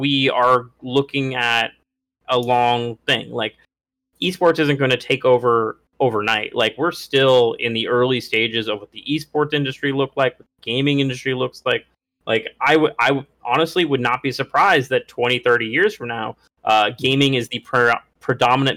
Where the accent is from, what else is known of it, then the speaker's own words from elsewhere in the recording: Atlanta, Georgia, United States; my hometown Atlanta Falcons